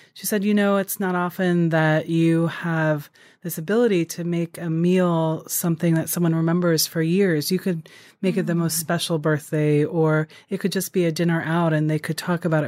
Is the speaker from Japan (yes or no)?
yes; Japan; I grew up in Japan